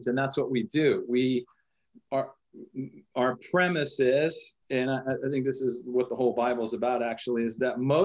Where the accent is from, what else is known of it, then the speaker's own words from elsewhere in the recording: Washington, District of Columbia, United States; moved away as an adult; I grew up in Washington, D.C.